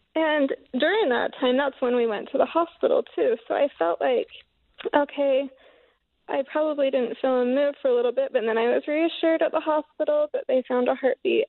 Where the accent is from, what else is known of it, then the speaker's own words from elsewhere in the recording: Paris, Idaho, United States; I'm from Paris, Idaho, in Bear Lake